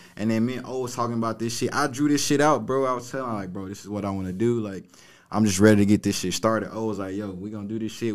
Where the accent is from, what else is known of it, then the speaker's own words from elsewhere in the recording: Memphis, Tennessee, United States; I'm from Memphis, bro. So I, I come from a city where it's nothing but hate